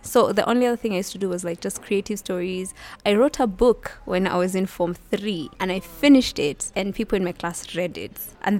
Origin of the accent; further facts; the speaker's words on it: Nairobi, Kenya; Born and raised in Nairobi, I went to Kangware Primary School from class 1 till class 6. And then class 7 and class 8, I went to Lovington Primary School